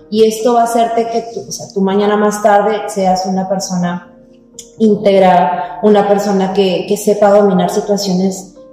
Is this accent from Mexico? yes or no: no; Peru; moved away as an adult; now in Montreal, Canada